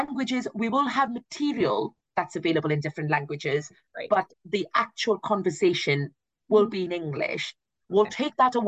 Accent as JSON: {"language": "English", "country": "India", "moved": "yes", "lives_now": "United Kingdom", "said": "I am from India"}